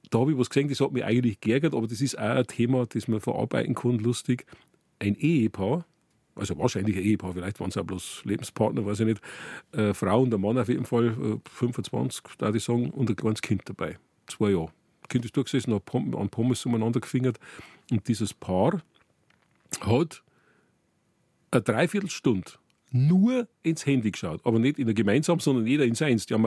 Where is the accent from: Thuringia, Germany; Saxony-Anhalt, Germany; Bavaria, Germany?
Bavaria, Germany; Furth im Wald; Ich komme aus Furt im Wald und ich bin also seit Kindheit eigentlich schon.